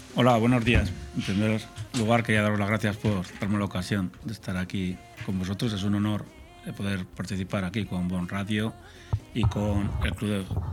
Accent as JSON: {"language": "Spanish", "region": "La Rioja", "country": "Spain", "said": "yo soy riojano"}